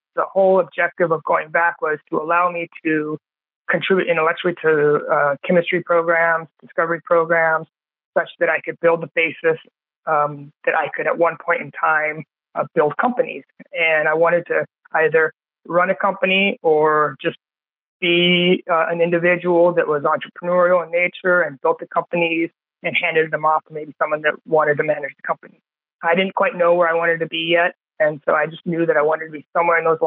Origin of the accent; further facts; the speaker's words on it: San Diego, California, United States; I grew up in San Diego, which is a biotech hub.